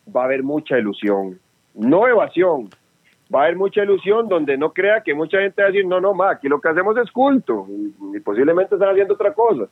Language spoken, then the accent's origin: Spanish; Costa Rica; A mí mi tata y mi mamá me parieron tico, así que defiendo mi tierra tica